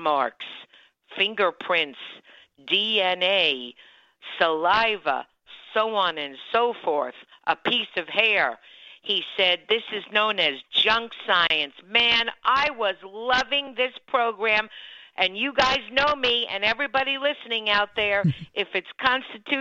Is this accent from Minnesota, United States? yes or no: no; Miami-Dade County, Florida, United States; when I was growing up in Miami-Dade County, Florida